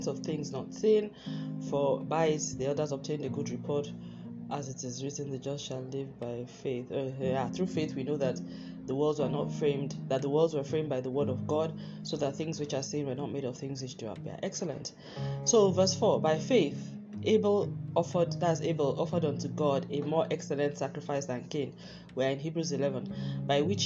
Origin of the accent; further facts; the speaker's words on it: Nigeria; I'm a Nigerian